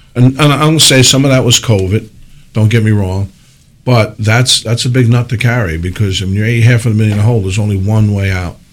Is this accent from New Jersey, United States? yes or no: yes; Parsippany, New Jersey, United States; I grew up in Parsippany